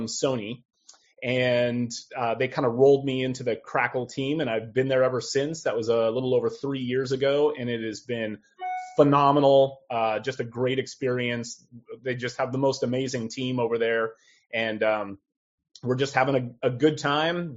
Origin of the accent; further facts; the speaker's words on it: Southern California, United States; also born or lived in Midwest / Sacramento / Los Angeles; I was born in the Midwest and then was paroled early to California. And so I grew up in Southern California